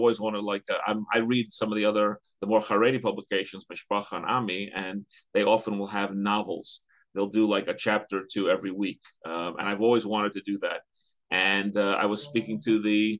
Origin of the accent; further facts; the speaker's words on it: New York City, New York, United States; now in Teaneck, United States; the community I grew up in Queens, which doesn't really exist anymore